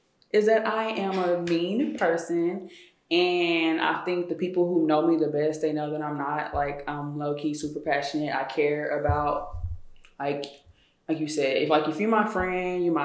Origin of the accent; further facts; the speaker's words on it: Tyler, Texas, United States; also born or lived in White House, Texas; I'm from East Texas, so Tyler, okay. North Tyler